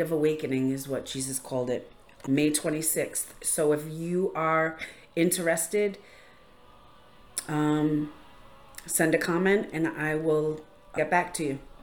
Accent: Rhode Island, United States; I'm from Rhode Island

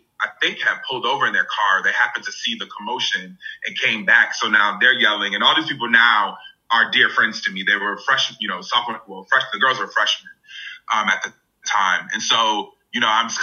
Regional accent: Hartford, Connecticut, United States; growing up in Hartford, Connecticut, which is, you know, an urban area

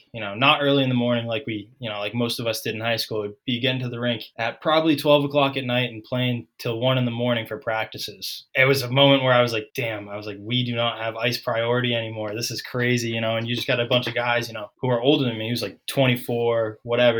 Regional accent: Ipswich, Massachusetts, United States; I grew up in a small town north of Boston, Ipswich, Mass

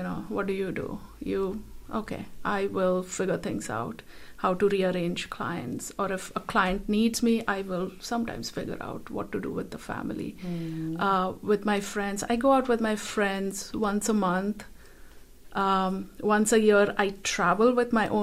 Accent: India; moved away; Growing up in a culture that I grew up in India

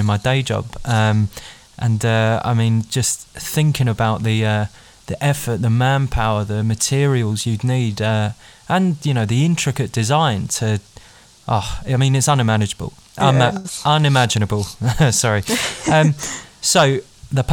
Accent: London, United Kingdom; as a Londoner myself

